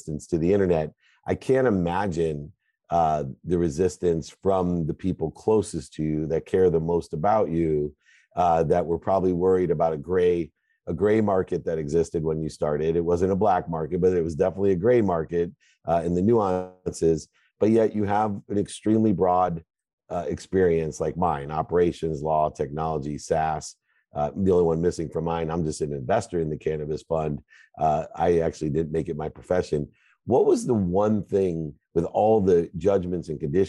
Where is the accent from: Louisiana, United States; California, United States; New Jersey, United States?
California, United States; San Diego; I grew up in San Diego